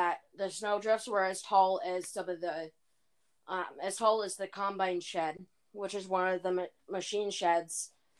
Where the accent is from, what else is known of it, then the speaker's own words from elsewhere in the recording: Iowa, United States; because I grew up in Iowa all of my life, and being an Iowa farm girl myself